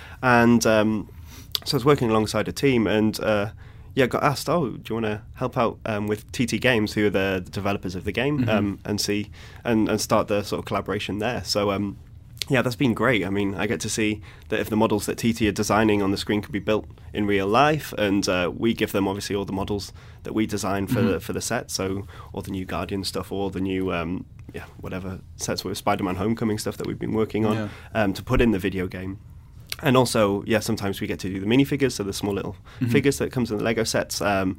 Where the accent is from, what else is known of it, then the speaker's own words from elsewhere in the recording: London, United Kingdom; moved away as an adult; now in Billund, Denmark; I came from London, so going from London to Billund, so a town of millions and millions and millions to like a small rural town of 3,000 people.